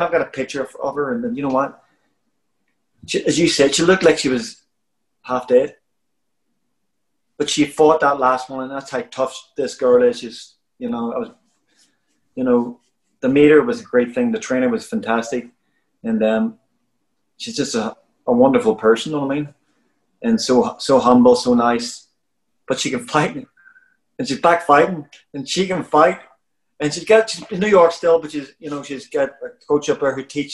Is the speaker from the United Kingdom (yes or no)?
yes; Belfast, Northern Ireland, United Kingdom; moved away; where I come from, I I was born in Shankill Road in Belfast